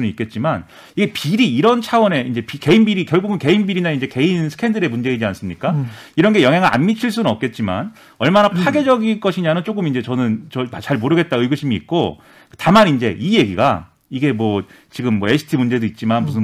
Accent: Suwon, Gyeonggi Province, South Korea; also born or lived in Eunpyeong-gu, Seoul; now in Seoul, South Korea; 저는 뭐 부산 사람도 아니고 네, 경기도 수원이 고향이고

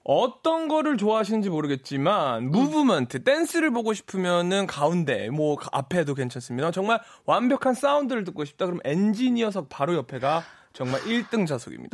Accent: New York, United States; moved away; 제가 또 브로드웨이 뉴욕 출신이잖아요.

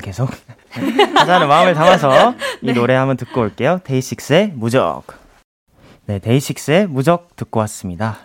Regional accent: Seoul, South Korea; 저도 서울 사람인데

